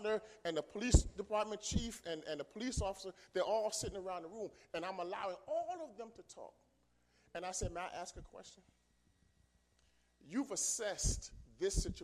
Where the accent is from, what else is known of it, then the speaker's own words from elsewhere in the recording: New York City, New York, United States; also born or lived in Philadelphia; I grew up in New York, in the Bronx, New York